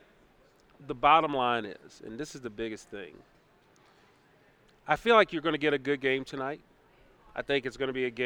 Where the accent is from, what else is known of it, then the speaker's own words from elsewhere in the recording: Roanoke, Virginia, United States; growing up in Roanoke, Virginia.